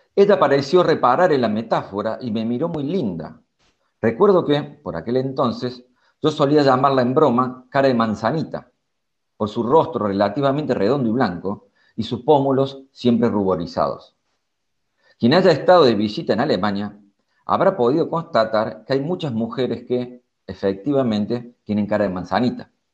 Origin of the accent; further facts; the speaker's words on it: Córdoba, Argentina; moved away as an adult; now in Berlin, Germany; yo soy de Córdoba, Argentina